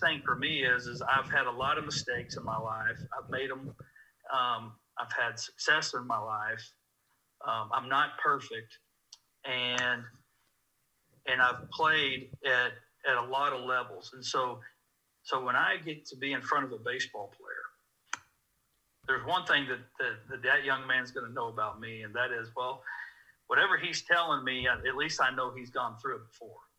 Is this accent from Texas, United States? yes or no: yes; Dallas, Texas, United States; moved away as an adult; also born or lived in Lubbock, Texas / Abilene, Texas; now in Norman, United States; I grew up in Dallas, Texas